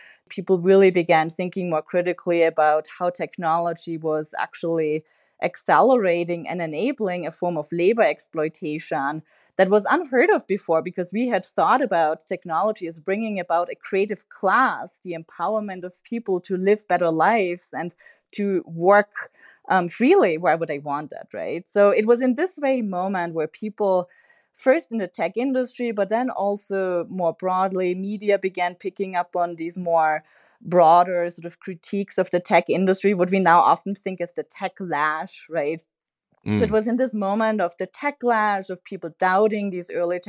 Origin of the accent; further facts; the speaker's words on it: Austria; I'm originally from Austria.